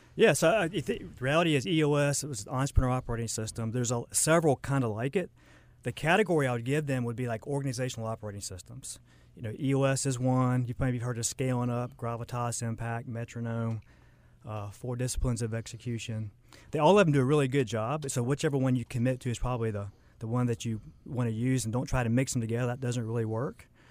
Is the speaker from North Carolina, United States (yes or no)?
yes; Charlotte, North Carolina, United States; also born or lived in Lake Norman; I kinda grew up in Charlotte, um, moved around a little bit, grew up, went to high school, Lake Norman